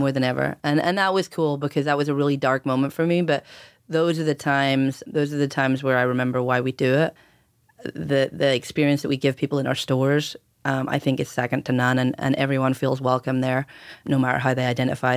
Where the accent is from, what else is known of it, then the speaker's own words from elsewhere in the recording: outside Belfast, Northern Ireland, United Kingdom; moved away as an adult; also born or lived in Cambridge / London / Oregon; growing up in Ireland